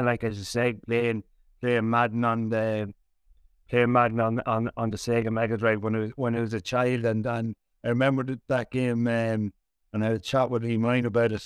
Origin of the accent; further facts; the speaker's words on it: Ireland; I grew up playing sport in County Laird